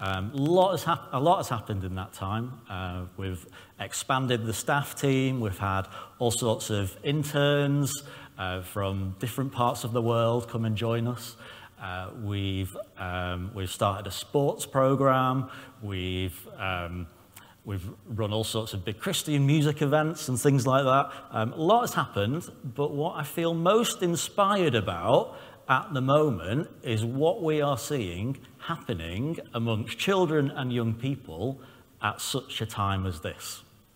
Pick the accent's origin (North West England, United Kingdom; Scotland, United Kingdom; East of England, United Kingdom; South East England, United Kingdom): North West England, United Kingdom; Southport; I'm from Southport with Northern Irish and Lancashire heritage